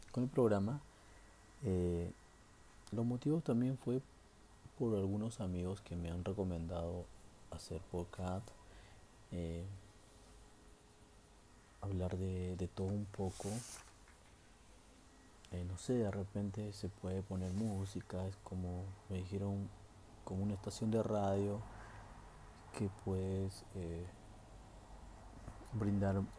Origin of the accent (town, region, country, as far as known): Peru; now in Santa Cruz, Bolivia